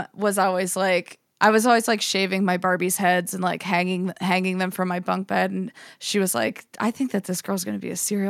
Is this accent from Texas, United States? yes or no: no; Johnsonburg, Pennsylvania, United States; now in Pittsburgh, United States; I grew up in Johnsonburg, Pennsylvania. It's a super small town. There's like a paper mill there, but I have a huge family that's all from there.